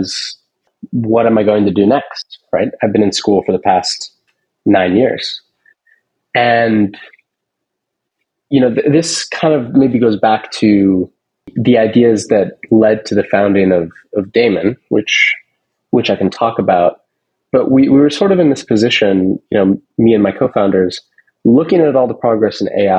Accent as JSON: {"language": "English", "town": "Seattle", "region": "Washington", "country": "United States", "tie": "born or raised there", "said": "I grew up in Seattle"}